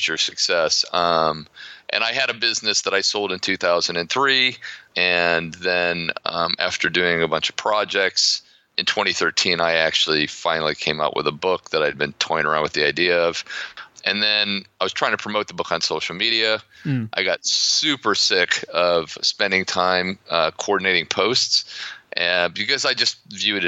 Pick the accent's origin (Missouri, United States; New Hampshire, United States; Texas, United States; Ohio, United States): Ohio, United States; accent: American; also born or lived in Florida; now in Poland; I grew up in Ohio, but I've spent most of my life living in the Sun Belt, principally Florida.